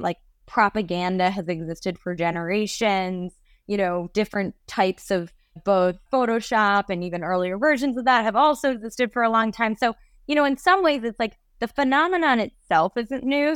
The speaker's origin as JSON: {"language": "English", "region": "New York", "country": "United States", "tie": "born or raised there", "said": "I grew up mostly in New York"}